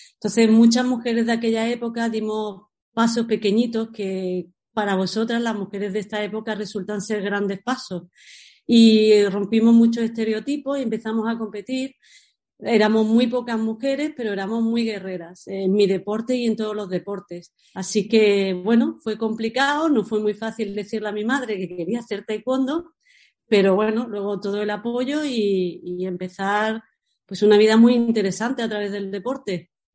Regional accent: San Pedro, Spain; also born or lived in Paris, France / Granada / Barcelona; yo me siento de San Pedro

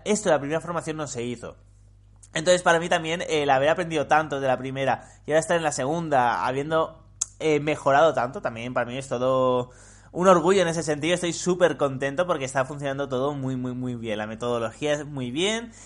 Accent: Spain; los españoles hablamos como el puto culo

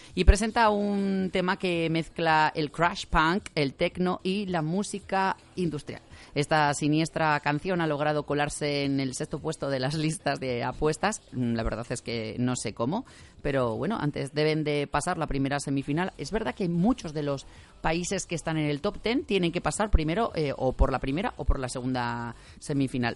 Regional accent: Spain

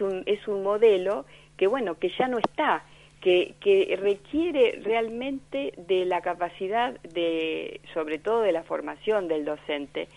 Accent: Argentina; como argentinos

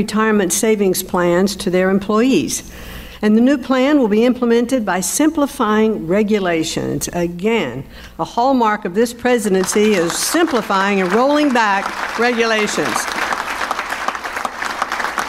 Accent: North Carolina, United States; moved away; It is really great to be back in my home state of North Carolina

